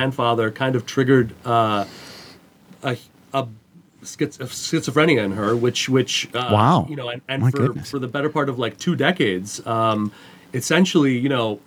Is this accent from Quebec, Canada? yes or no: yes; Montreal, Quebec, Canada; I grew up in Montreal, Canada.